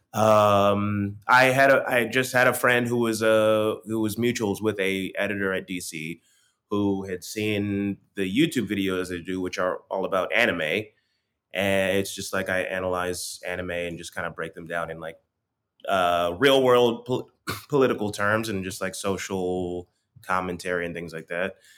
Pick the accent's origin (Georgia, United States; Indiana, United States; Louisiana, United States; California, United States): Georgia, United States; Stone Mountain; now in New York, United States; I am also from Atlanta